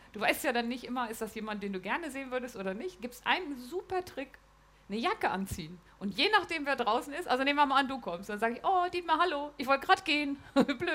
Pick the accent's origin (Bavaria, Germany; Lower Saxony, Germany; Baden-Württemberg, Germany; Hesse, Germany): Lower Saxony, Germany; Ich komme ja aus Niedersachsen.